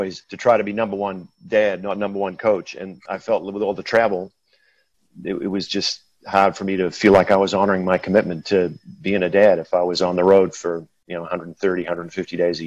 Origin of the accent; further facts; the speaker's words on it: New Zealand; moved away as an adult; now in Minnesota, United States; I hail from New Zealand originally, the far, far south, and was born and raised there and came to the States in the early 90s to play college volleyball